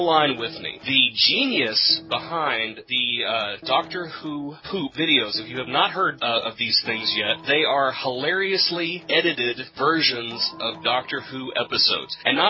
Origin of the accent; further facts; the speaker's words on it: Texas, United States; I'm from Texas.